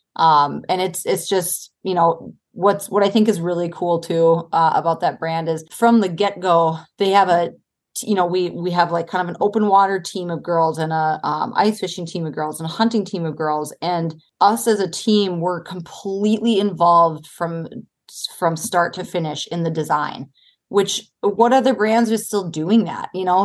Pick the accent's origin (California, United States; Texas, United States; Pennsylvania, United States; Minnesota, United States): Minnesota, United States; Duluth; I grew up in Duluth, Minnesota